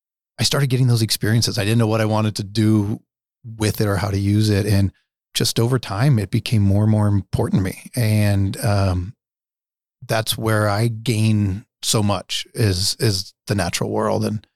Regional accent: Nebraska, United States; I was raised in the Dundee neighborhood. I went to Fontenelle as a kid and Neil Woods as a kid.

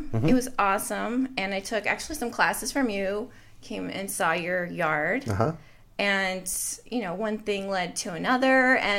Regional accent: Idaho, United States; moved away as an adult; also born or lived in Missouri / Seattle; now in Phoenix, United States; I grew up in Idaho with horses and a yard. And we did have chickens for a while, but I was in 4-H, loved gardening, and went to college in Missouri, then lived in Seattle

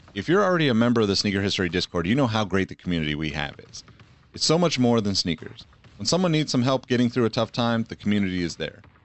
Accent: Los Angeles, California, United States; growing up in East L

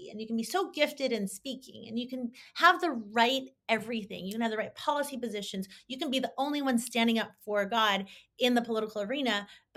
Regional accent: Bay Area, California, United States; I'm still from the Bay Area

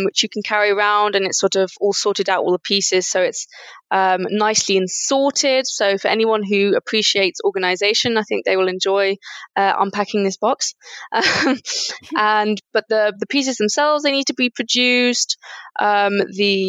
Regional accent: United Kingdom; moved away as an adult; now in Germany; I studied modern foreign languages in the UK. I'm British, actually.

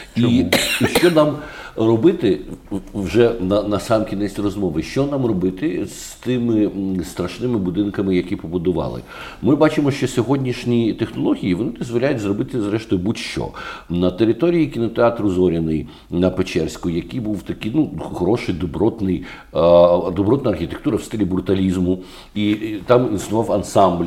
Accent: Kyiv, Ukraine; Як киянин

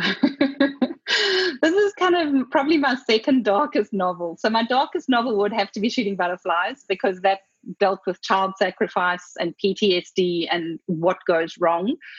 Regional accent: Zimbabwe; I was born in Zimbabwe and did extensive travel there

